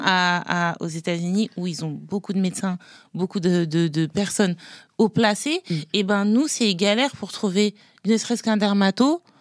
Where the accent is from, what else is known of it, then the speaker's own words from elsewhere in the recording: France; also born or lived in Haiti; je suis française et haïtienne.